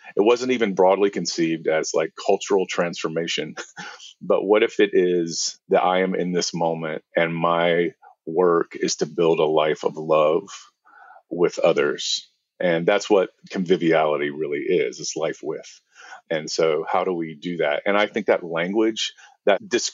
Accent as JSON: {"language": "English", "region": "the American South", "country": "United States", "tie": "born or raised there", "said": "I grew up in the South, in the American South"}